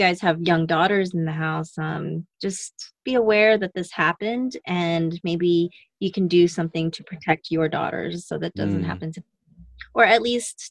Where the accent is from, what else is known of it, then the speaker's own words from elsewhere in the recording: Las Vegas, Nevada, United States; I grew up in Vegas, where sex and nudity was very open